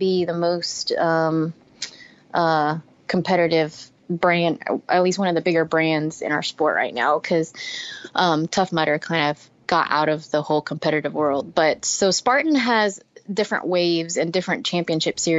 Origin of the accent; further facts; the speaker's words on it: Texas, United States; now in Louisiana, United States; I'm from Texas and I live in Louisiana